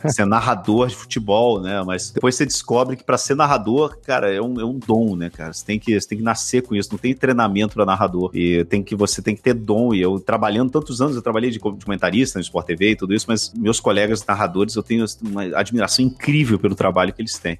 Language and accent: Portuguese; Rio de Janeiro, Brazil; moved away as an adult; also born or lived in interior of Minas Gerais, Brazil; now in Madrid, Spain; Eu, eu nasci no Rio de Janeiro, passei a minha infância no Rio até uns 10 anos. E aí depois meu pai se aposentou, a gente foi morar no interior de Minas. Eu fiquei no interior de Minas dos 10, 18 anos mais ou menos